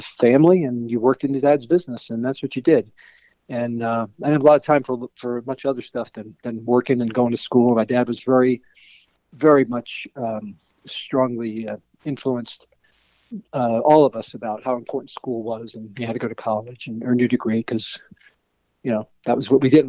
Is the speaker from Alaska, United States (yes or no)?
no; Connecticut, United States; moved away; also born or lived in New York; I came from a big Italian family in Connecticut. We immigrated from New York. We moved to Connecticut when I was 12.